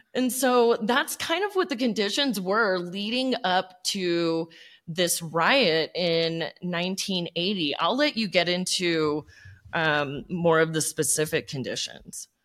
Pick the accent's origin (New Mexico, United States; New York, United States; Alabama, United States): New Mexico, United States; I grew up in New Mexico